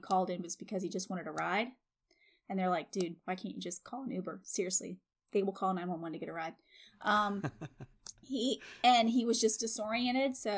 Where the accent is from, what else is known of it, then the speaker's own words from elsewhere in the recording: West Virginia, United States; I'm from West Virginia